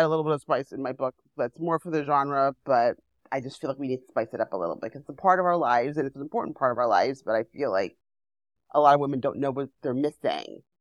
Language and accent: English; New York City, New York, United States; I grew up in Manhattan